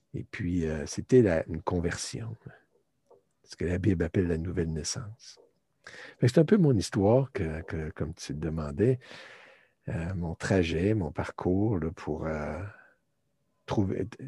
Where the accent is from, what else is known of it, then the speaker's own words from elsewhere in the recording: Canada; also born or lived in Turkey; en revenant au Canada, je suis canadien